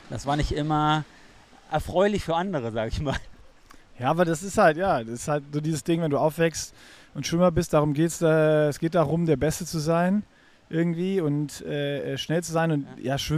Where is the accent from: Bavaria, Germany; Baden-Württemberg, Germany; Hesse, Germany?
Hesse, Germany; Darmstadt; Ähm, ich komme ja aus Darmstadt